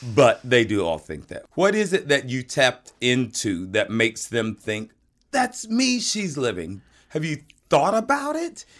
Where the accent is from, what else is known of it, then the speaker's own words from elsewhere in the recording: the South, United States; I'm from the South and we had chitterlings down there